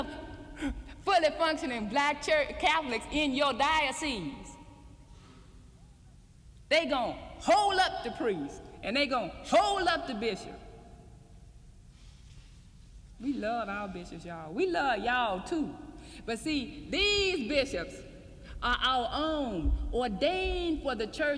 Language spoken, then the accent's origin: English; Mississippi, United States; I'm from Mississippi.